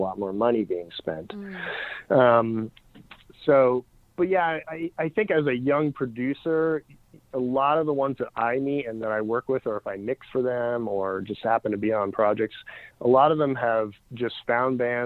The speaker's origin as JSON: {"language": "English", "country": "Canada", "said": "I'm Canadian"}